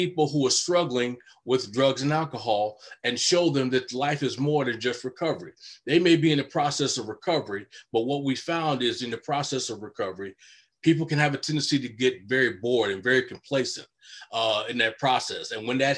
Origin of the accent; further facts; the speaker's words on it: Chicago, Illinois, United States; moved away as an adult; now in Minnesota, United States; Originally born and raised in Chicago, now currently lived in Minnesota, where I've lived for over 30 years now